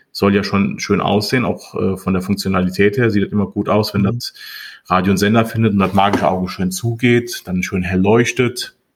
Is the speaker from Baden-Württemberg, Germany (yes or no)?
no; Montabaur, Rhineland-Palatinate, Germany; Ich komme aus Montabaur, habe dort meinen äh, ehemaligen Ausbildungsbetrieb vor zwei Jahren übernommen